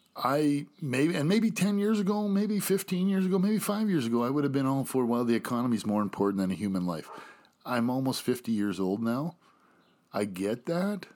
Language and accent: English; Canada; also born or lived in United States; I'm proud to say I'm Canadian